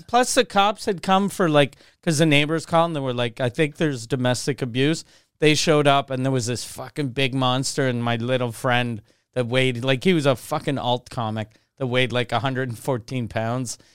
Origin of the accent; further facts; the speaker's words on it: Quebec City, Quebec, Canada; also born or lived in Montreal; since I grew up in Quebec City, we didn't have good bagels.